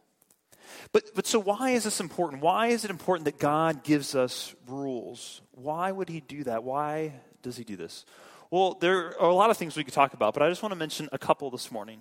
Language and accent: English; St. Louis, Missouri, United States; I grew up in St. Louis